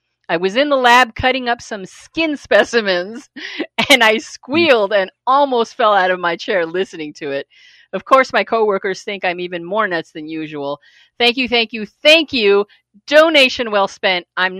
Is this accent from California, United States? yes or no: yes; the Valley, California, United States; I grew up in the Valley in the 80s. I was in high school.